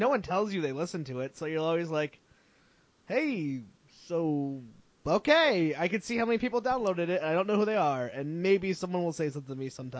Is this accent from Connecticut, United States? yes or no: yes; Connecticut, United States; I grew up in Connecticut with like a house and a yard and like normalcy, that kind of thing.